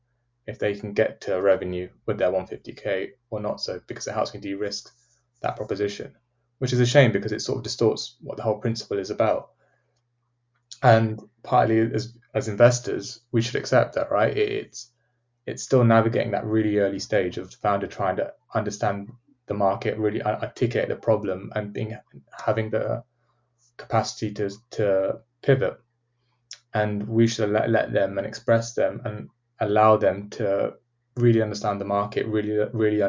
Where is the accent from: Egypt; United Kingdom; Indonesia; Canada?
United Kingdom; as British people